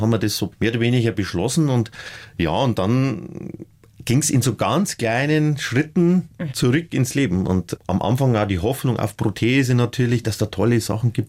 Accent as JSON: {"language": "German", "area": "northern Upper Palatinate", "region": "Bavaria", "country": "Germany", "tie": "born or raised there", "said": "aus der nördlichen Oberpfalz, wo ich herkomme"}